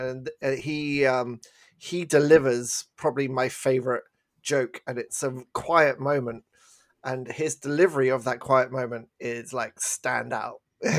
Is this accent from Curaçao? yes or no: no; England, United Kingdom; moved away; we're from England